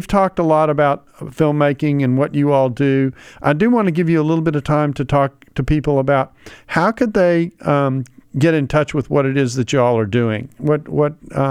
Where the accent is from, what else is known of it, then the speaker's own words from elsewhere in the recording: United States; as an American